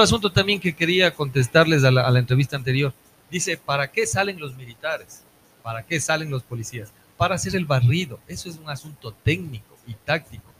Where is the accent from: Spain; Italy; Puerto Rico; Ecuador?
Ecuador; Ambato, Tungurahua; como ambateños, como ecuatorianos